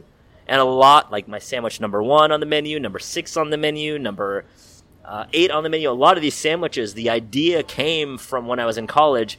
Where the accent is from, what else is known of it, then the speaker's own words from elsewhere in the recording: San Francisco, California, United States; also born or lived in Davis, California; Well, I grew up in San Francisco, born and raised.